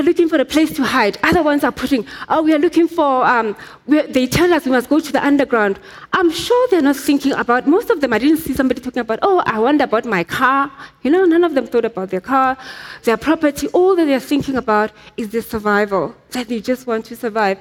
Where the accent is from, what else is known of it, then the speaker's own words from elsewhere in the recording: Soweto, Gauteng, South Africa; I grew up in Soweto.